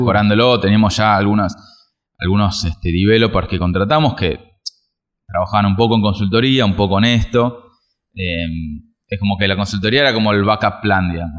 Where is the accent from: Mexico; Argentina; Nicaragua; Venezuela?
Argentina; como argentinos